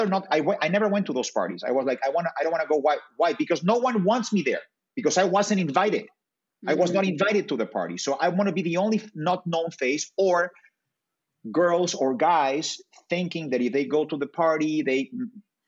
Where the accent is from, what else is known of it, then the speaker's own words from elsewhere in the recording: Mexico City, Mexico; also born or lived in Brazil; I'm from Mexico City, so of course those are my peeps